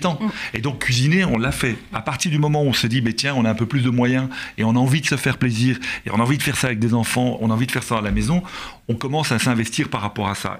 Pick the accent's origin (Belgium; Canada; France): Belgium; nous en tant que Belges